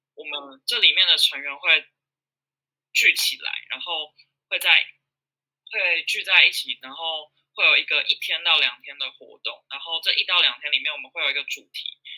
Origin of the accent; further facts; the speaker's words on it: Yilan County, Taiwan; 我是宜兰人，然后，呃，现在是南洋人社的创办人，也是现在的负责人